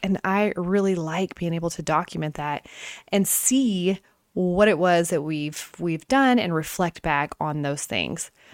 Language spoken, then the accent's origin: English; Tennessee, United States; also born or lived in Oklahoma; I've been in Tennessee since I was three, from Oklahoma, born in Oklahoma and moved here